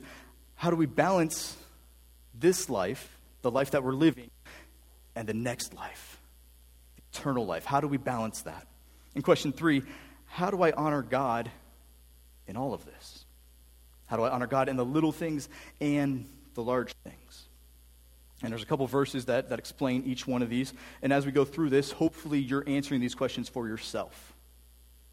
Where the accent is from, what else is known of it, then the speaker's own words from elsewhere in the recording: Canton, United States; now in Fredericksburg, United States; I grew up in Canton, which is a little bit different than living down here in Fredericksburg now.